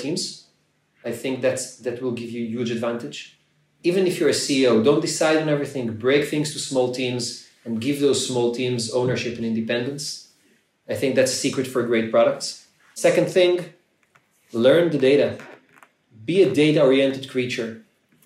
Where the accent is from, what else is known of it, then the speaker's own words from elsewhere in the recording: Ramat Gan, Tel Aviv District, Israel; I'm from Ramat Gan, it's a small city in Israel, and I'm a Ramat Gan patriot